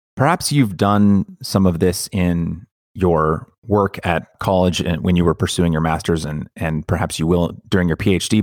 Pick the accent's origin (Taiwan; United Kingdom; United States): United States; we as Americans